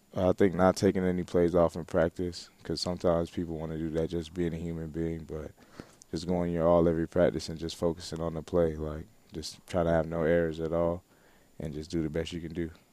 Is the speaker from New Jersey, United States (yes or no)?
no; Broward County, Florida, United States; I grew up in Broward County, Florida